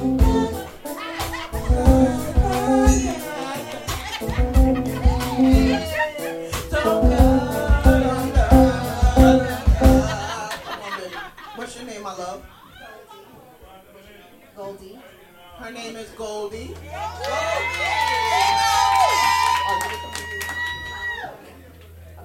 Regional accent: New York, United States; I got to see the diversity that I missed about my hometown

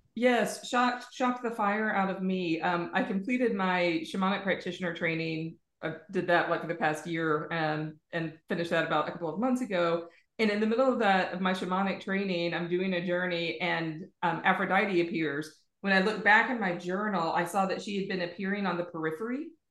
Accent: United States; now in Ireland; I'm American and I live in Ireland

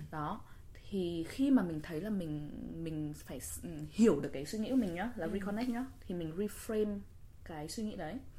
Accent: Vietnam; now in New York, United States; mình là người Việt

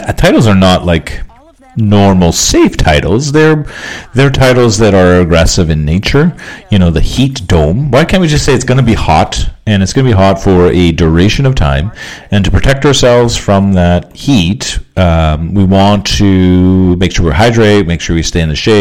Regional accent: Canada; we're from Canada

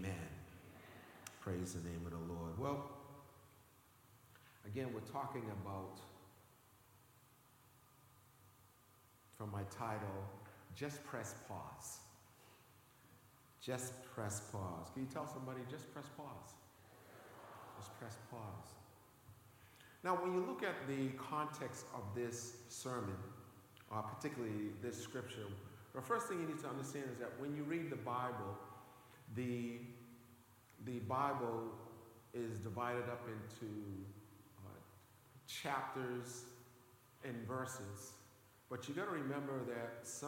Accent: Boston, Massachusetts, United States; one of the most friendliest places in the Boston area, because I was born in this area

